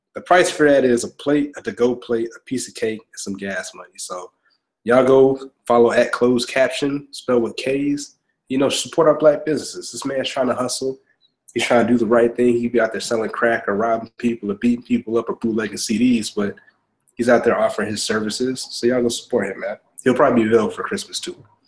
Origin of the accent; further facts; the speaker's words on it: Augusta, Georgia, United States; I grew up in Augusta, Georgia